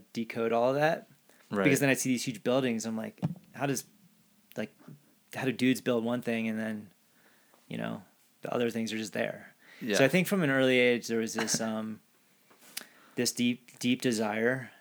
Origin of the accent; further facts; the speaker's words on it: New Jersey, United States; now in Boulder, United States; I grew up in South Jersey